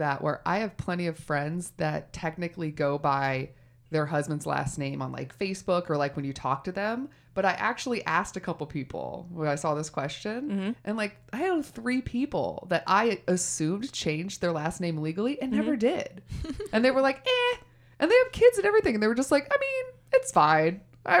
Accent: Texas, United States; I'm from Texas. Never my family's from Texas

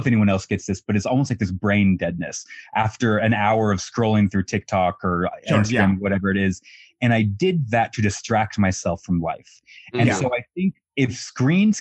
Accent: Colorado, United States; moved away as an adult; now in New York City, United States; I'm back in my hometown in Colorado.

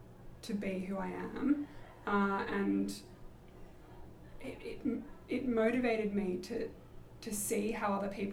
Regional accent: Australia; I had one other Australian girl who was living with me.

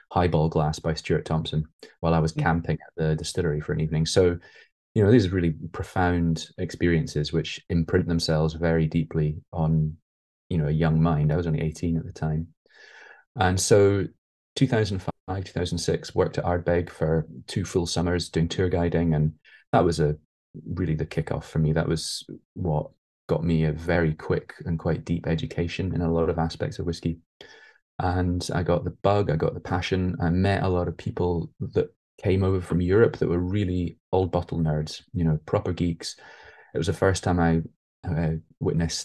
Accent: England, United Kingdom; also born or lived in Scotland; when we moved from Scotland down to England, when I was like 3 or 4, I missed Scotland

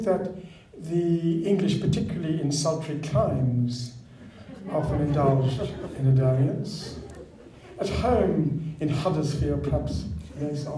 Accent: Sydney, New South Wales, Australia; I was brought up in Lane Cove.

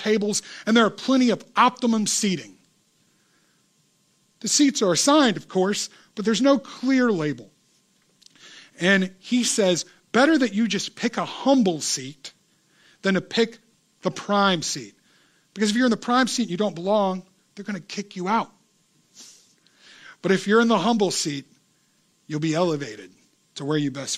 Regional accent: United States; I grew up in America

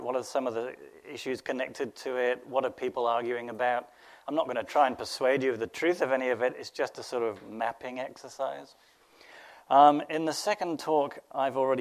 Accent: England, United Kingdom; I'm English

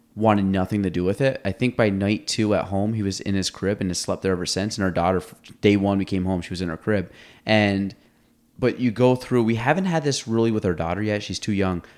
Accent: Chase City, United States; I grew up in Chase City, so you have, like, dirt roads

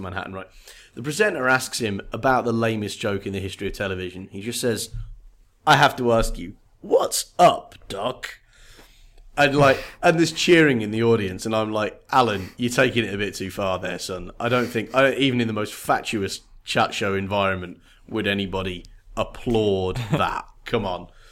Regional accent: United Kingdom; I come from Great Britain

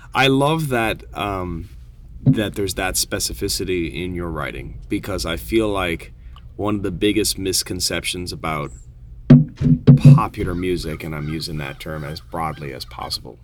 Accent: Newfoundland and Labrador, Canada; I'm from Newfoundland and I write songs

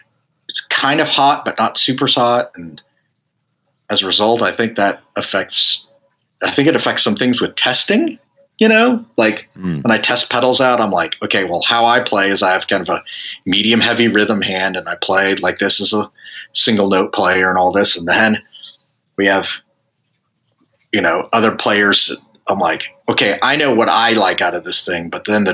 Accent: Dallas, Texas, United States; I grew up in Dallas, Texas

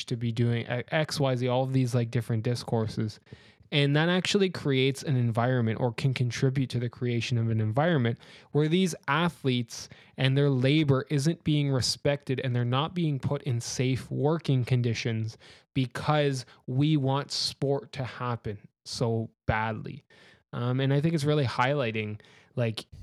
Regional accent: Canada; I'm from Canada, and in Canada we have very strong vaccine mandates

